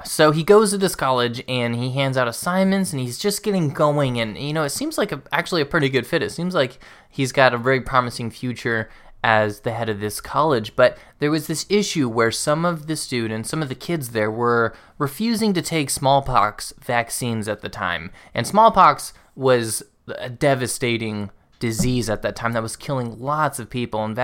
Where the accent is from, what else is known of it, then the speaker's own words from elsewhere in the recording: the South, United States; growing up in the South, I heard a lot about how hard it was to get converts there.